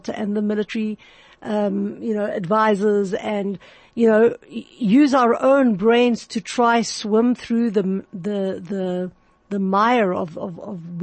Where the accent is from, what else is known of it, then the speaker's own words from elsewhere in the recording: Johannesburg, Gauteng, South Africa; my hometown of Johannesburg, my city town